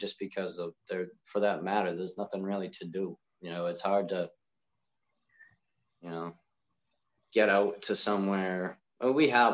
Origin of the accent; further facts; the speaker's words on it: New England, United States; growing up in New England